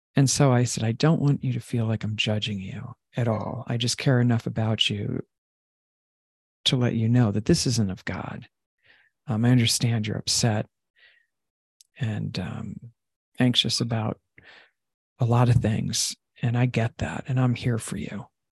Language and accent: English; Long Island, New York, United States; I grew up in Long Island